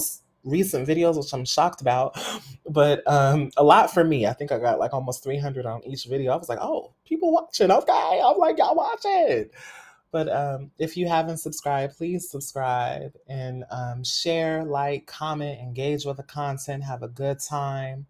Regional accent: Fresno, California, United States; I'm originally from Fresno, California

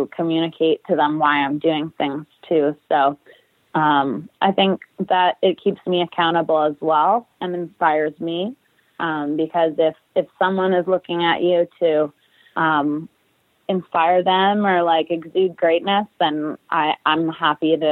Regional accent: Winnipeg, Manitoba, Canada; moved away as an adult; now in New Jersey, United States; I'm heading back to my hometown, Winnipeg, Manitoba, for 3 months

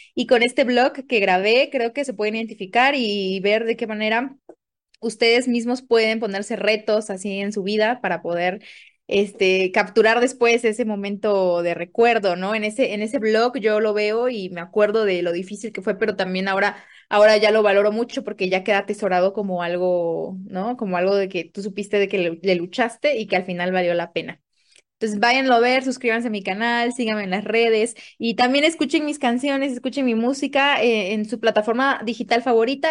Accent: Tapachula, Chiapas, Mexico; moved away as an adult; also born or lived in Oaxaca; now in Mexico City, Mexico; soy originaria de Chiapas, de Tapachula, para ser exactos.

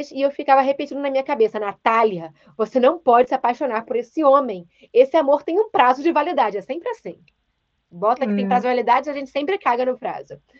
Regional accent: Salvador, Bahia, Brazil; E eu sou de Salvador e ele é do Rio, mas mora em BH.

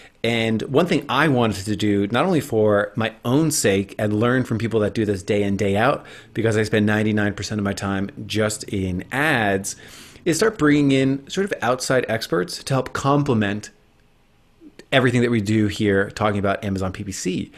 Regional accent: New Jersey, United States; you know, I'm from New Jersey, and I made it out somehow without an accent, even though like everyone in my family says like drink coffee and walk the dog

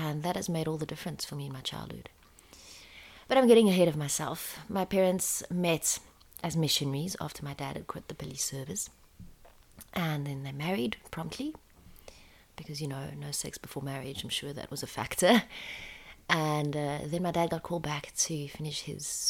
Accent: France; I was born in France a year later, South African kid to South African parents in this country

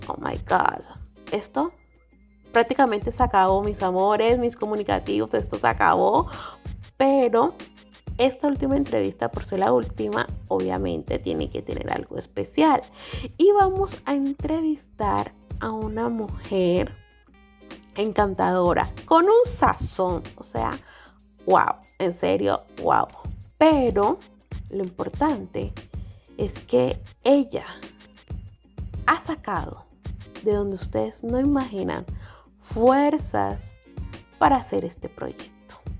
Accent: San Andrés, San Andrés and Providencia, Colombia; nuestra isla

